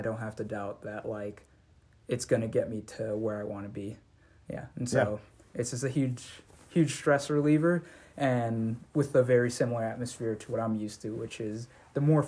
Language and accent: English; Southern California, United States; I'm originally from Southern California